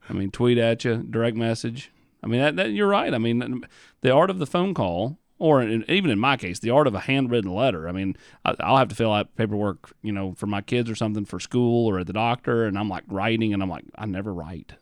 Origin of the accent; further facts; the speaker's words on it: Morristown, Tennessee, United States; also born or lived in Rogersville, Tennessee; went to high school in Morristown